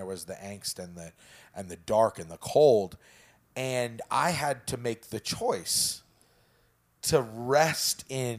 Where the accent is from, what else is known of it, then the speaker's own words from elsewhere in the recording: Prescott, Arizona, United States; so I grew up in Prescott, right? We are as white can get.